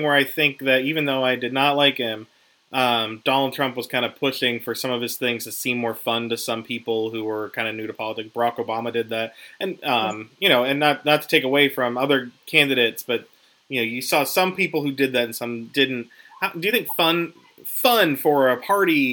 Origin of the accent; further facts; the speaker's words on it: Western Pennsylvania, United States; moved away; I'm from Western PA originally